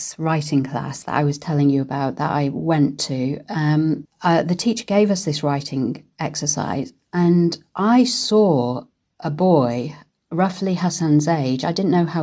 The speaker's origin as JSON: {"language": "English", "town": "Manchester", "region": "North West England", "country": "United Kingdom", "tie": "born or raised there", "also_born_or_lived": "Karachi, Pakistan / London / Germany", "moved": "as an adult", "said": "I was born in Karachi and we came to the UK when I was two. I was then brought up in Manchester."}